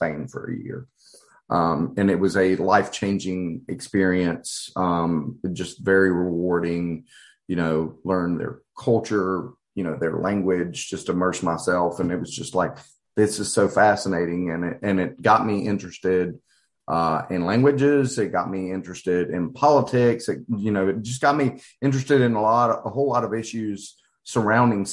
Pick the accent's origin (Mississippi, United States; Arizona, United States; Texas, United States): Mississippi, United States; Hattiesburg; I'm actually a fifth generation child and native of Hattiesburg, and was raised in a conservative, you know, Christian environment